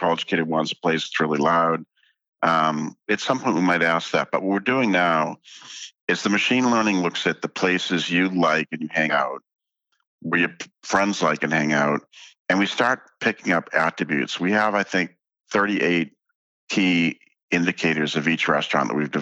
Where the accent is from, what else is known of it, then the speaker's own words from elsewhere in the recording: Boston, Massachusetts, United States; I grew up in Boston.